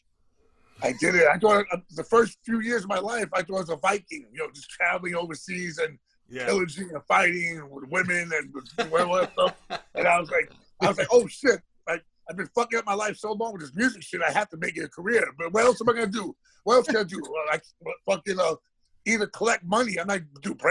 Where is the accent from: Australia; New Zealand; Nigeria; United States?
United States; New York City, New York; also born or lived in Woodhaven, Queens; I grew up in Jackson Heights, Queens, but also, I lived there my whole life, about 16, 17 years old.